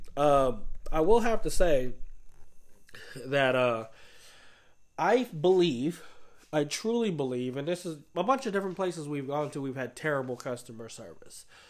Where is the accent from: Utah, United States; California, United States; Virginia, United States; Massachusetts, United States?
California, United States; Oakland; growing up in Oakland